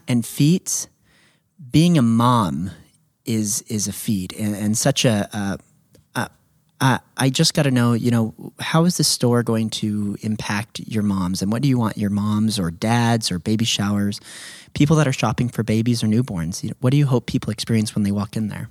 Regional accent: Redding, California, United States; your husband Cody and I grew up in Enterprise

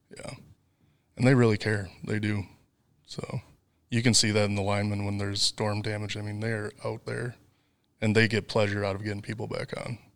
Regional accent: near Volk Field Air Force Base, Wisconsin, United States; moved away as an adult; also born or lived in Kansas City; now in Arkansas, United States; I grew up near Volk Field Air Force Base

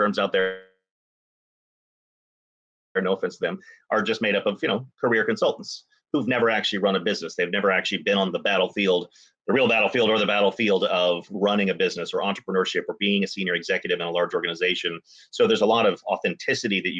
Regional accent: Dallas, Texas, United States; I grew up in Dallas

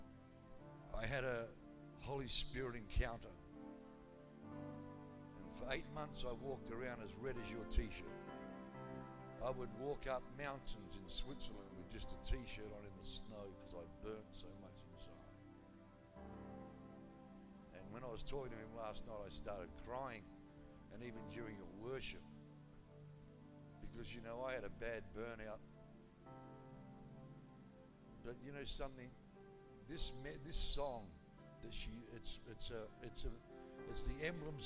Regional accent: Australia; I'm an Australian

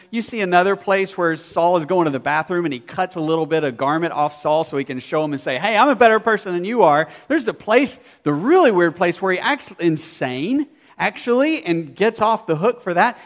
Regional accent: Arkansas, United States; I grew up in Arkansas

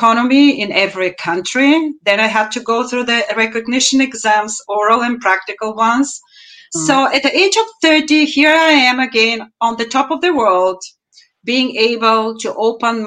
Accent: Bulgaria; now in Cologne, Germany; I'm originally from Bulgaria, moved to Germany 35 years ago, and this is now my home.

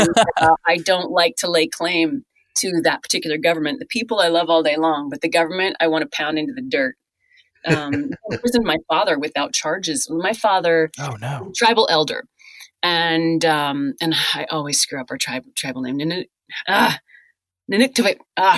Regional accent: Newfoundland and Labrador, Canada; So yeah, I'm from Labrador.

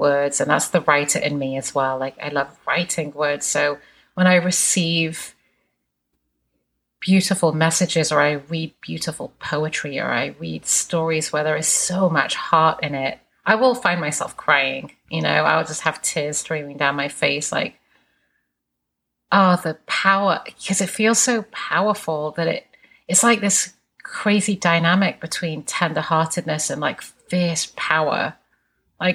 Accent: England, United Kingdom; moved away; I grew up in England

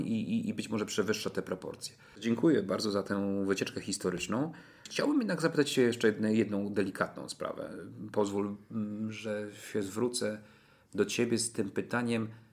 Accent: Toruń, Kuyavian-Pomeranian Voivodeship, Poland; mieszkam całe życie w Toruniu

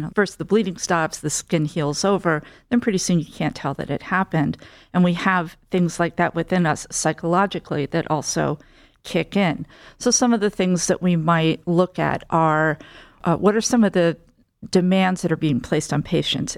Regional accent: central New Jersey near Princeton, United States; moved away as an adult; also born or lived in New York; I grew up in central New Jersey near Princeton

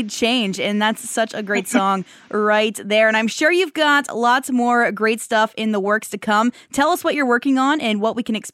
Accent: Powassan, Ontario, Canada; moved away as an adult; also born or lived in Calgary, Canada; now in Saskatchewan, Canada; I'm from Powassan, Ontario.

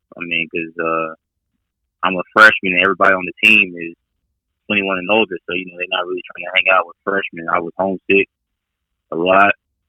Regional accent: Dallas, Texas, United States; moved away as an adult; also born or lived in France; from Dallas, Texas.

